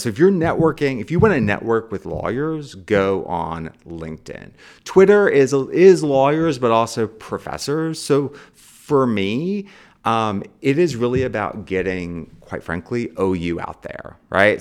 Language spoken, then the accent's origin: English; Charleston, West Virginia, United States; moved away; I came from Charleston, West Virginia, right? Um, the, uh, school that I was supposed to go to, the high school, had no black students in it